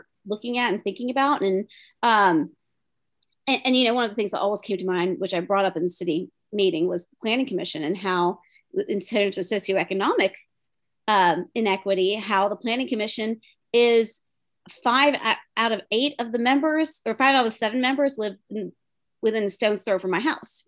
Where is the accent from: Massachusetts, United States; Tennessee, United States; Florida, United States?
Tennessee, United States; Tullahoma; first language English; I was born and raised here in Tullahoma